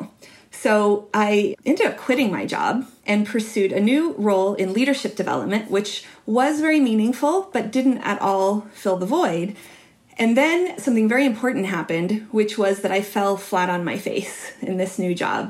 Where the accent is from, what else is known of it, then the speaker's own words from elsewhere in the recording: Utah, United States; So I grew up in Utah in a really religious environment, and we were not religious